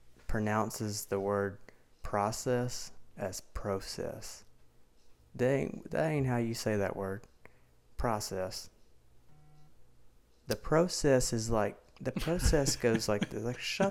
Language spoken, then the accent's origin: English; United States; accent: country, southern; So, a lot of people talk about my accent and how much is like a country accent, southern accent, but you should have heard me like 6 years ago.